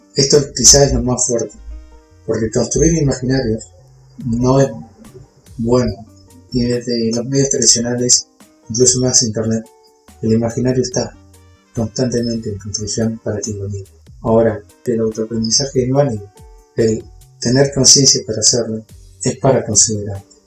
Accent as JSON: {"language": "Spanish", "country": "Argentina", "said": "somos todos argentinos"}